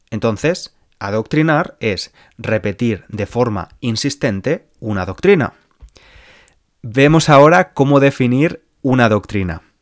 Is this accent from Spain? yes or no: yes; Spain; born there; Nací en España, país de mayoría católica, y bebí del catolicismo los primeros años de mi vida.